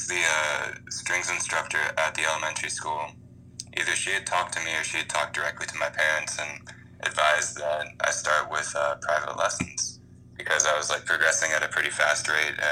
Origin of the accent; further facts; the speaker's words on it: Columbia, Maryland, United States; I'm from Columbia, Maryland.